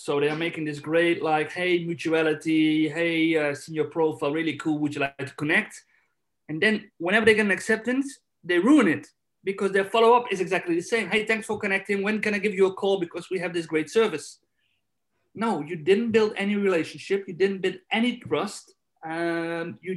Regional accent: Netherlands; now in Spain; I'm from Holland, I live in Spain

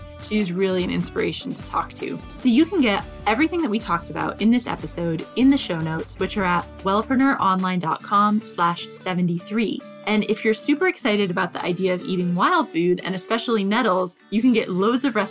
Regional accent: New Hampshire, United States; moved away as an adult; now in United Kingdom; I'm from New Hampshire

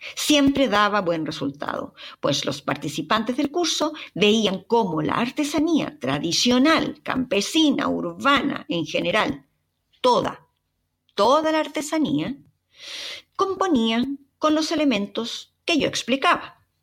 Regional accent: Chile; ¿acaso no os habéis fijado mi acento? ¿No os habéis fijado que soy chilena?

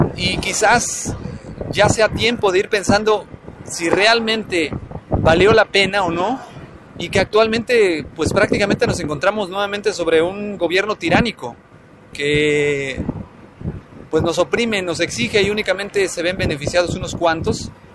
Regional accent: Mexico; México, del cual me siento orgulloso de pertenecer

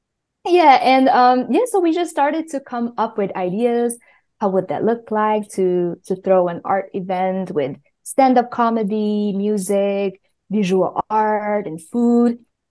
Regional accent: Budapest, Hungary; now in Brooklyn, United States; I am a singer, producer, sound designer based in Brooklyn, New York, and I'm originally from Budapest, Hungary.

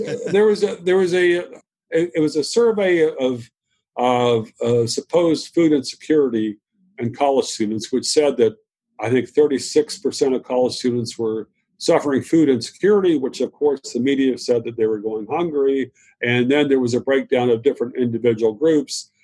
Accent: Virginia, United States; also born or lived in Shenandoah Valley; I was raised in the South in Virginia

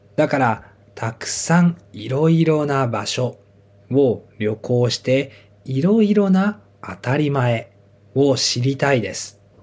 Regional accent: Japan; 私は日本出身で日本の学校に行って日本で生活をしていました。

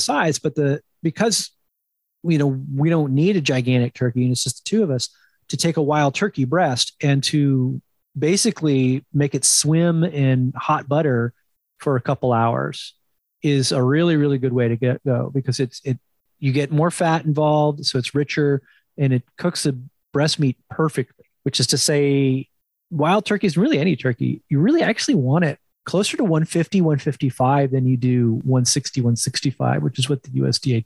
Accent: New Jersey, United States; up in the Northeast, I grew up in New Jersey

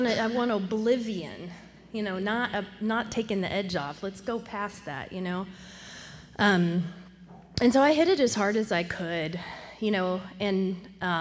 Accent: Temple, Texas, United States; I'm from Temple, which is about an hour north of Austin

